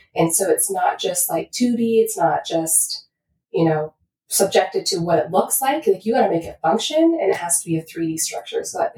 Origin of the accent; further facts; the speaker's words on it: Washington, United States; I mean, I'm from Washington originally, but I moved out there just for that.